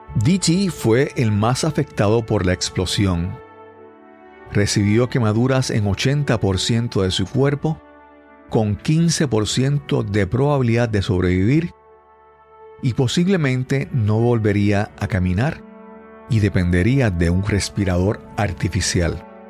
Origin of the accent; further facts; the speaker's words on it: Puerto Rico; en Puerto Rico usamos el apellido de soltero, de soltera de, la, de las esposas